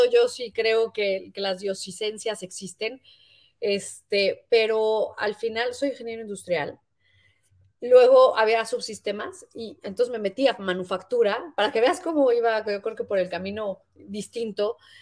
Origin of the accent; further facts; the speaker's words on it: Mexico; muchos como mexicanos